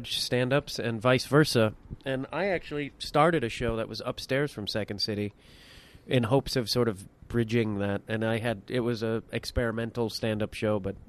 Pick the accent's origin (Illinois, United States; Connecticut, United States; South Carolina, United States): Illinois, United States; Chicago; also born or lived in Burbank; I grew up in and around Chicago.